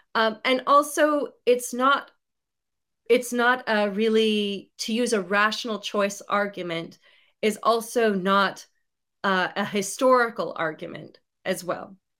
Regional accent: United States; I'm from the United States

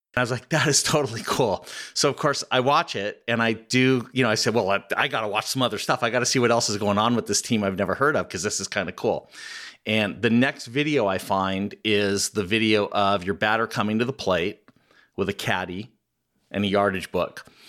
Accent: Southern California, United States; I grew up in Southern California

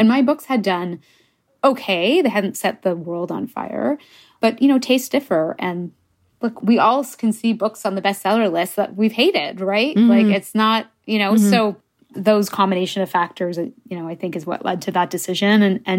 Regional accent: England, United Kingdom; Yeah, I'm English. I mean, I'm bilingual in French, but I don't think or write in French.

